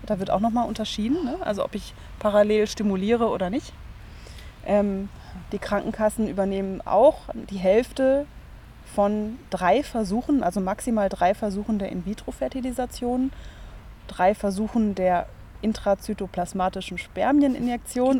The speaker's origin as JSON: {"language": "German", "country": "Germany", "said": "bei uns in Deutschland"}